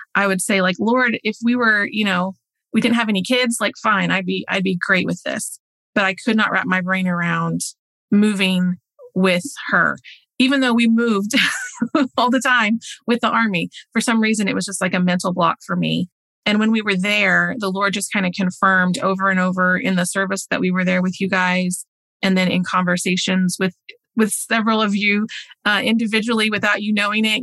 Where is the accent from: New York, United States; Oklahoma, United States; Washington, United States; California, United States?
Oklahoma, United States; moved away as an adult; now in Denmark; I grew up in the church. I'm from Oklahoma, so kind of the center of the US